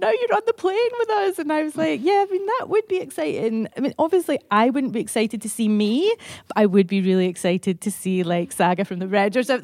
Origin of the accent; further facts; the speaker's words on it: Motherwell, Scotland, United Kingdom; I'm from Motherwell